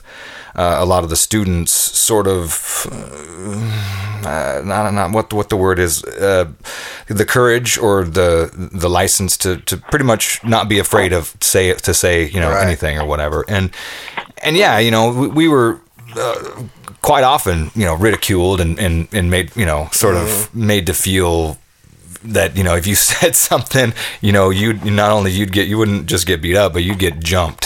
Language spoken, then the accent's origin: English; Tacoma, Washington, United States; I grew up here in the Pacific Northwest, you know, from born and raised in Tacoma